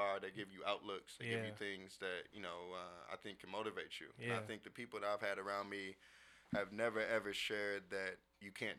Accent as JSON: {"language": "English", "town": "Leawood", "region": "Kansas", "country": "United States", "tie": "born or raised there", "also_born_or_lived": "Detroit, Michigan", "said": "Moved to Kansas City in a suburb called Leawood, Kansas. And grew up, went to elementary, middle, and high school out there."}